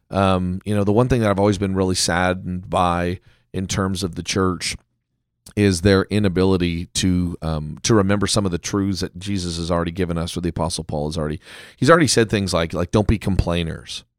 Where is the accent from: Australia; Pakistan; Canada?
Canada; now in United States; I am a Canadian, you know, in America